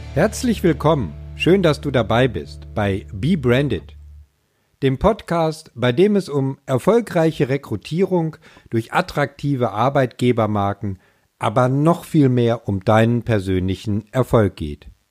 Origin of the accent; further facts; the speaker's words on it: Ruhr area, North Rhine-Westphalia, Germany; now in Schleswig-Holstein, Germany; Auch wenn ich zugegebenermaßen ein Kind des Ruhrgebiets bin